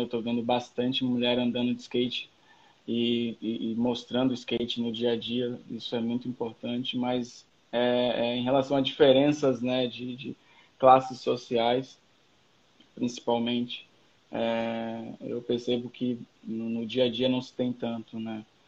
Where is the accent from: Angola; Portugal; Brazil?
Brazil; Salvador, Bahia; moved away as an adult; also born or lived in Novo Hamburgo; now in Porto Alegre, Brazil; nascido e criado em Salvador, Bonocô, adjacências, brotas e por ali foi